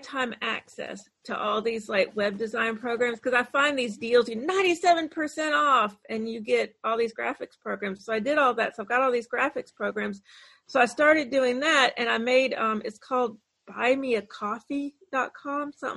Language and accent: English; Savannah, Georgia, United States; I grew up in Savannah, Georgia